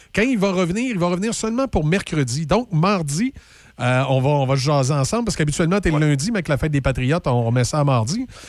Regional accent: Quebec City, Quebec, Canada; moi, j'ai grandi évidemment à Saint-Émile

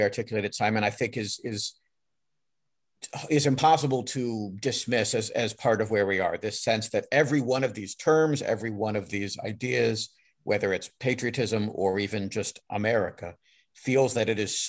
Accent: United States; as an American studies public scholar and as an American person

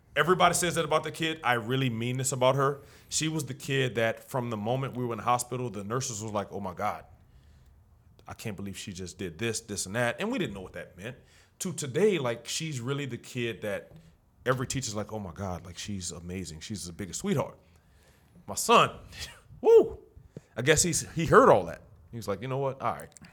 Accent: New Orleans, Louisiana, United States; also born or lived in Algiers, New Orleans; I grew up in the Seven Ward

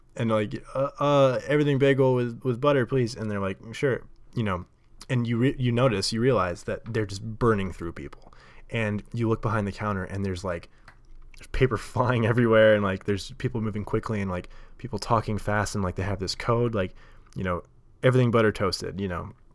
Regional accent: Nashville, Tennessee, United States; moved away as an adult; now in New York, United States; I grew up in Nashville. and the South

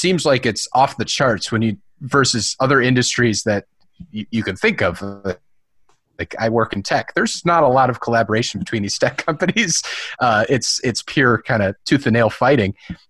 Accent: Wisconsin, United States; as you know, we came from Wisconsin into this. So also very similar mindsets.

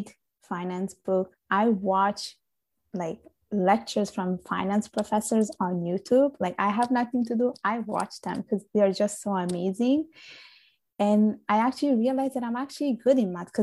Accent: Sicily, Italy; now in Canada; I was born and raised in Italy. I was I was born in Sicily. I grew up there.

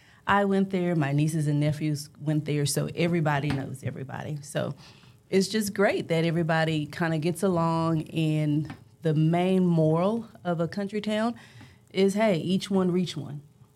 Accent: Brazoria, Texas, United States; now in Dallas, United States; And I grew up in the actual city of Brazoria. I attended Sweeney High School. It has one stoplight. We had one elementary, we had one middle school, and we had one high school. I actually lived in what was called the MIMS community.

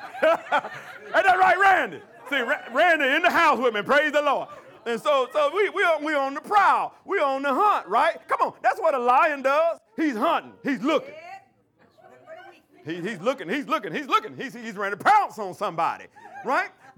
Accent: Alabama, United States; in Alabama, they call it shacking. I don't know what y'all call it in your hometown, but in my hometown, they call it shacking

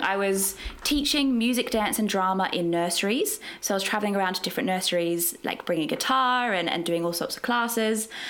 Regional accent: Australia; moved away as an adult; now in London, United Kingdom; I'm from Australia originally. That's where I trained

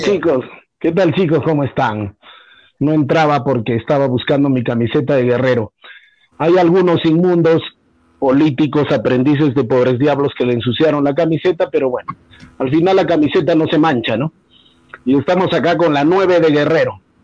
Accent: Peru; los peruanos somos pendejos

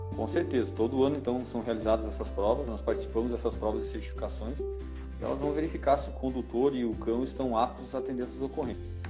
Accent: Curitibanos, Santa Catarina, Brazil; eu sou de Curitibanos

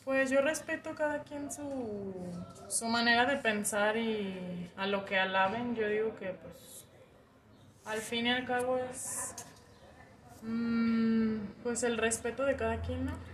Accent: Guadalajara, Jalisco, Mexico; Aquí en Guadalajara, Jalisco

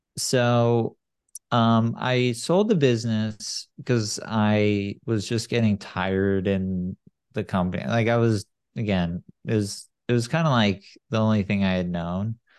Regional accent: San Clemente, California, United States; now in Silicon Valley, United States; I grew up in San Clemente

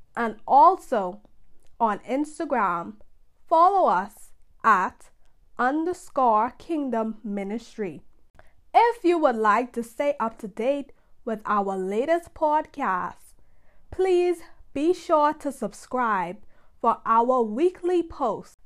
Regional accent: Bahamas; I am from the Bahamas

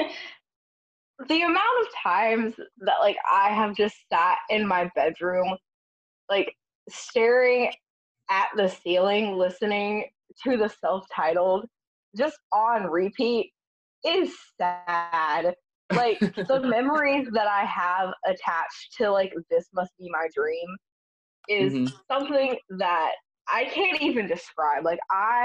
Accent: Augusta, Georgia, United States; I grew up in Augusta, which is about a 2.5-hour drive to Atlanta.

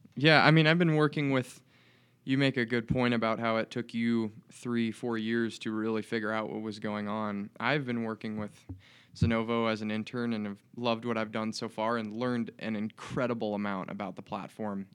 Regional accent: Des Moines, Iowa, United States; now in Bozeman, United States; from Des Moines, Iowa

